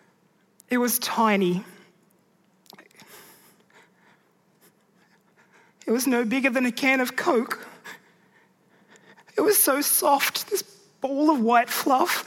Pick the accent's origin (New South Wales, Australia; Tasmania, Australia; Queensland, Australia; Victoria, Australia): New South Wales, Australia; Mudgee; growing up there in rural Mudgee